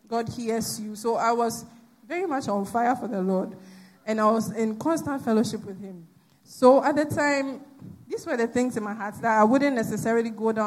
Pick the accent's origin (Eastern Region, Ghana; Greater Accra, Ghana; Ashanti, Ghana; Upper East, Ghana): Eastern Region, Ghana; Koforidua; moved away as an adult; now in Accra, Ghana; I grew up in Koforidua, and there's no traffic in Koforidua